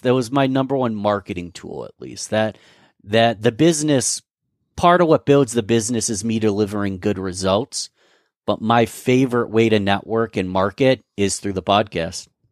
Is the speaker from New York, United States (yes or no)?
yes; Rochester, New York, United States; I'm from Rochester, New York